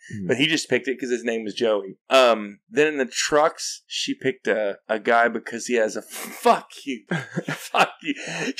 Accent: West Memphis, Arkansas, United States; I was born in West Memphis.

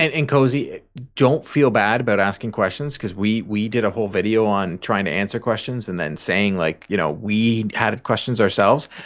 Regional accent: Canada; we're Canadian

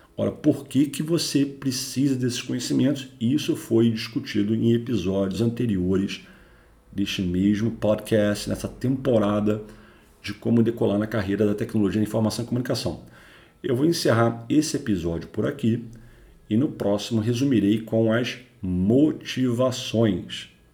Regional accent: Rio de Janeiro, Brazil; sou carioca

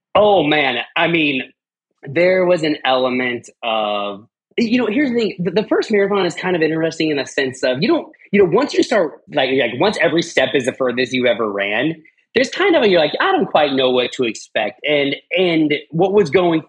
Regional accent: Arvada, Colorado, United States; I lived, I grew up in Arvada, so between Denver and Boulder

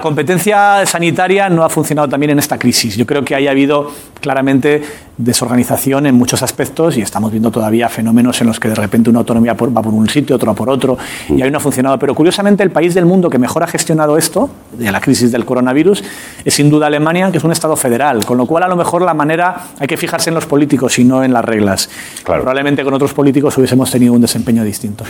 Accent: Castile and León, Spain; Castilla y León, que es mi tierra

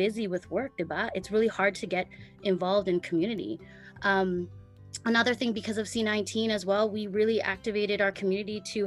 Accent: Winnipeg, Manitoba, Canada; now in Vancouver, Canada; I'm Filipino-born, Canadian, actually born in Winnipeg, and I had the privilege of going back and forth to the Philippines.

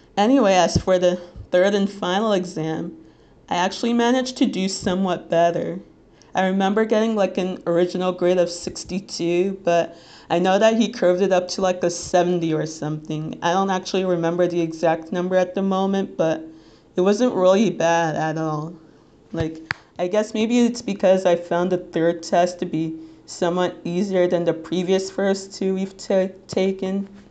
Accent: Little Ferry, New Jersey, United States

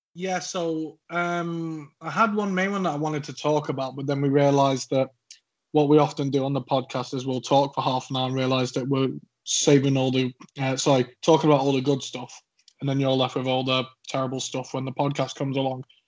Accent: Cheshire, North West England, United Kingdom; accent: slightly scouse; now in Suffolk, United Kingdom; I'm from Cheshire. You may tell from my accent that I am not southern

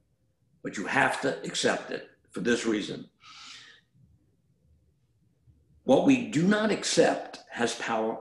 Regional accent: New York City, New York, United States; moved away; I grew up in Brooklyn

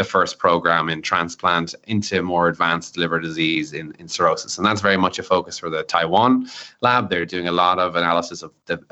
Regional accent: Ireland; as an Irishman

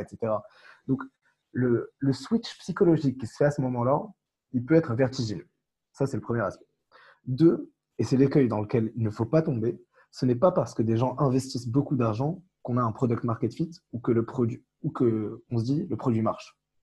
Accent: Morocco; now in France; Tariq et moi avons grandi au Maroc, on a eu la nationalité française euh, par la suite

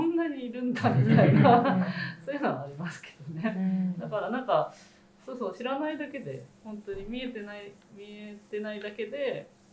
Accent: Yokohama, Kanagawa, Japan; 私も地元横浜であのまあちょっとキーツがある場所から少しえっ、ー、と隣ぐらいなんですけど保土ヶ谷区ってとこに住んでる

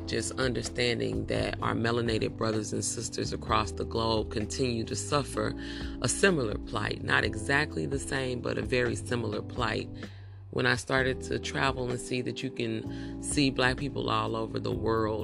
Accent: United States; Afro descendants of slaves living in America

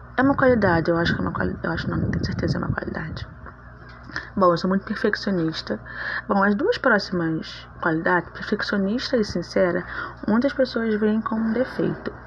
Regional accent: Rio de Janeiro, Brazil; Eu sou natural do Rio de Janeiro. Sou carioca da Gema

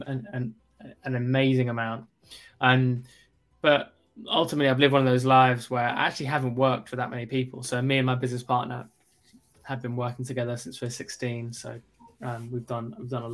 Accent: South East England, United Kingdom; also born or lived in Kentucky, United States; Grew up in London, in the UK, well, just outside of London.

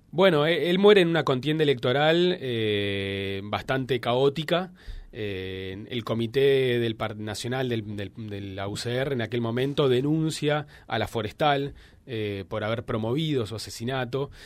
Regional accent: Argentina; Yo soy de Buenos Aires eh, soy egresado licenciado y doctor de la Universidad de Buenos Aires

